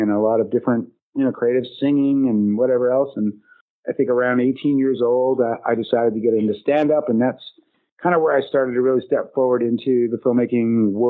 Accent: Winnipeg, Manitoba, Canada; You know, I'm from Winnipeg, Manitoba, Canada. It's a place that, you know, that I love dearly, but that few people visit because it's a hard and cold town in the middle of Canada, not far from Fargo.

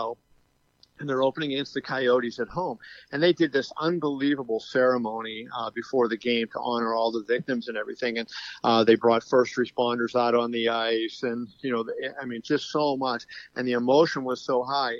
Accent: Pittsburgh, Pennsylvania, United States; now in Las Vegas, United States; I was born and raised in Pittsburgh

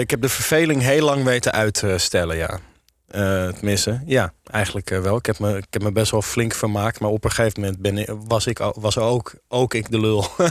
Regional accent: Amsterdam, North Holland, Netherlands; Ook als Amsterdammer

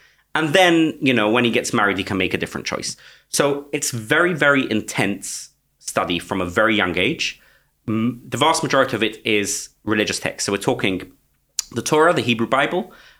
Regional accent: London, United Kingdom; Stamford Hill, in London, in Britain, groups calling themselves after Eastern European villages. Okay, so I grew up in the Satmar sect.

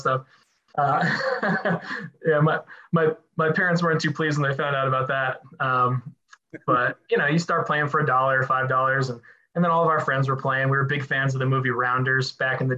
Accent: Ramsey, New Jersey, United States; I'm from Ramsey, New Jersey, originally, North Jersey

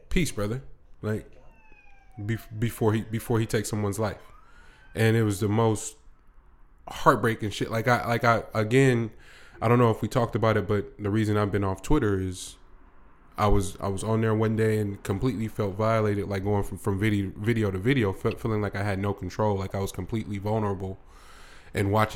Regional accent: United States; for us as black American males

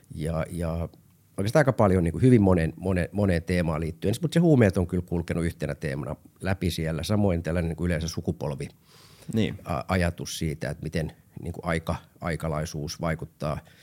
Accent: Helsinki, Uusimaa, Finland; Olin Kontulassa asunut nuoruuteni ja Roihiksessa

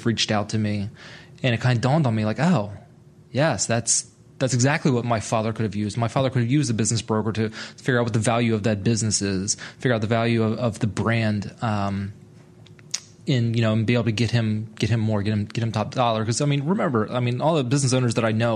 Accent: Delaware, United States; moved away as an adult; My dad ran a construction company back in my home state of Delaware for 25 years

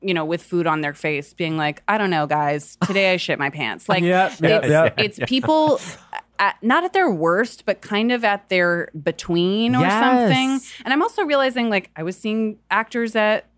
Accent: New York City, New York, United States; I grew up in the South Street Seaport in New York.

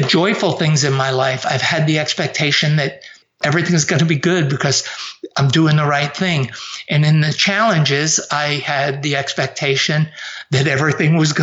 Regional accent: Avoca, New York, United States; moved away as an adult; also born or lived in New Jersey; I grew up just south of Rochester in a place called Avoca

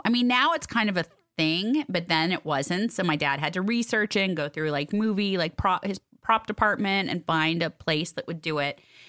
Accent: Los Angeles, California, United States; See, you know, Sis and I grew up here

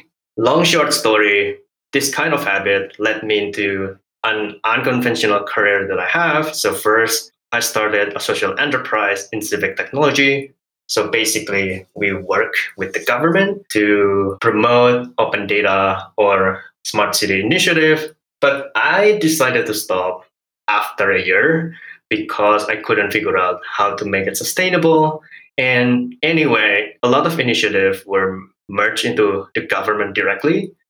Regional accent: Indonesia; first language Hokkien; English is a second language; So I grew up in Indonesia with Hokkien as my first language before learning Bahasa Indonesia. And I moved between different islands and provinces as well, went to local schools and university, but not an international one.

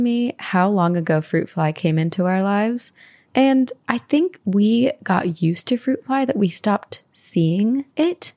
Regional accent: East Coast, United States; as a teenager growing up on the East Coast

